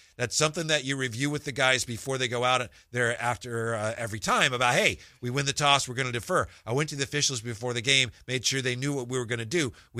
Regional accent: Charlotte, North Carolina, United States; I don't think Coach knew I was from Charlotte, so.

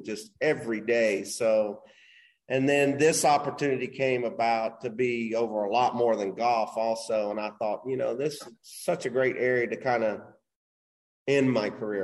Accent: Knoxville, Tennessee, United States; moved away as an adult; also born or lived in Hilton Head, South Carolina / West Palm Beach, Florida / Houston, Texas; now in Incline Village, United States; I grew up in Tennessee, Knoxville, Tennessee.

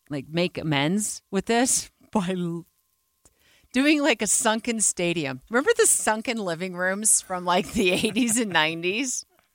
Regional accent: Phoenix, Arizona, United States; now in Utah, United States; my hometown of Phoenix

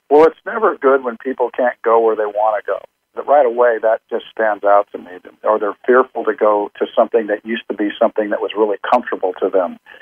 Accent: Compton, California, United States; I was born in Compton

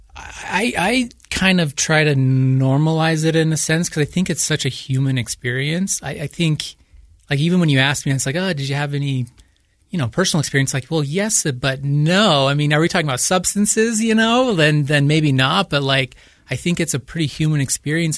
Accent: Utah, United States; Growing up in Utah

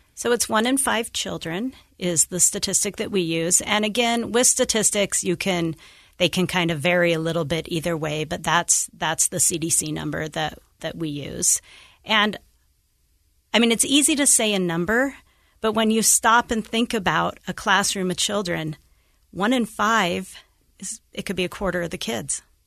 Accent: Idaho Falls, Idaho, United States; moved away as an adult; now in Utah, United States; I grew up in Idaho Falls

